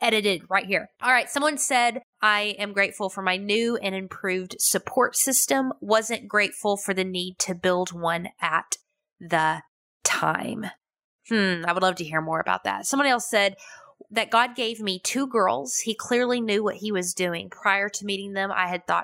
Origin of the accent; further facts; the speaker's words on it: United States; I'm American.